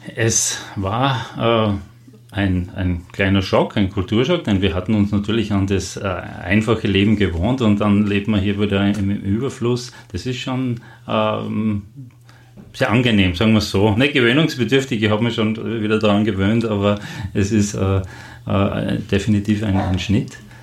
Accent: Austria; als Österreicher

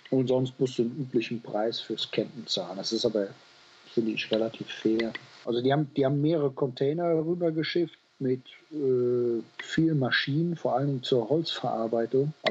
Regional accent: Cologne, North Rhine-Westphalia, Germany; Und sage ich, ja, unsere Kennzeichen, die sagen da eigentlich wenig drüber aus, weil eigentlich kommen wir aus Köln.

